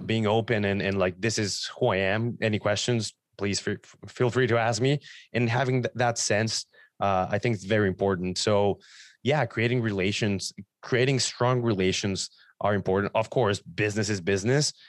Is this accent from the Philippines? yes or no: no; Mexico; now in Ontario, Canada; I'm from Mexico, so my first clients were in Mexico